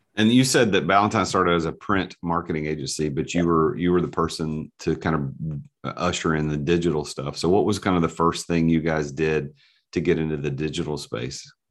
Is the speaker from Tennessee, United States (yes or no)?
yes; Nashville, Tennessee, United States; I'm from the South, I'm, I'm from Nashville, born and raised